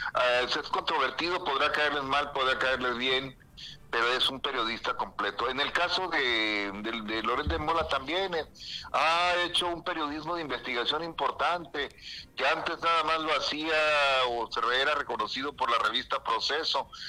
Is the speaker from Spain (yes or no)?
no; Mexico; also born or lived in Baja California Sur; somos nosotros los mexicanos, mano, aquí en Baja California